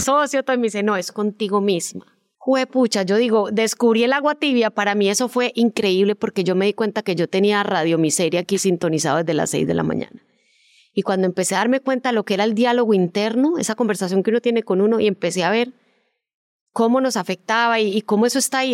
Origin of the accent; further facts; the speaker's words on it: Colombia; moved away as an adult; also born or lived in Miami, United States; yo como en el 94 me fui de Colombia a estudiar eh, un posgrado en producción de televisión a Miami